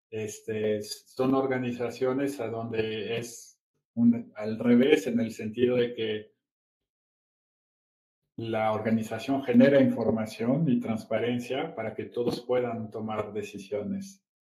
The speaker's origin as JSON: {"language": "Spanish", "country": "Brazil", "moved": "as an adult", "lives_now": "Mexico", "said": "soy franco brasileño, llevo 20 años viviendo aquí en México, ya soy más mexicano que el Chile"}